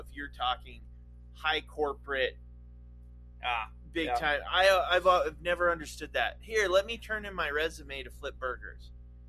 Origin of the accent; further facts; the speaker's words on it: Nevada, United States; And a lot of it was where I lived growing up in Nevada, just the dry.